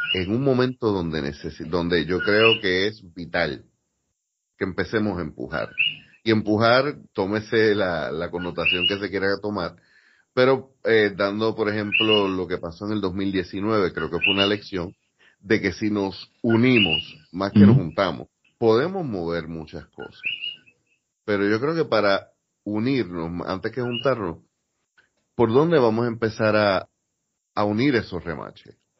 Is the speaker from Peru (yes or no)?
no; Puerto Rico; somos puertorriqueños